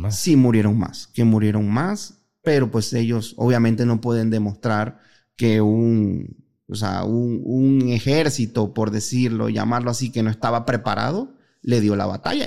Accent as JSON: {"language": "Spanish", "country": "Panama", "tie": "born or raised there", "moved": "as an adult", "lives_now": "Guadalajara, Mexico", "said": "Yo soy panameño, soy el panameño más mexicano que existe."}